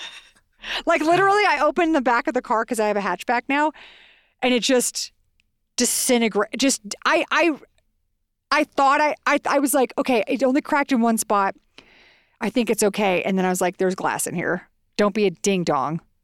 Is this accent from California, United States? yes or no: no; Texas, United States; now in Santa Fe, United States; we are from Texas